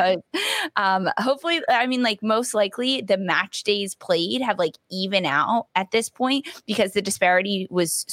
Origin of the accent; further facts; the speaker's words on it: Philadelphia, Pennsylvania, United States; I'm from Philadelphia.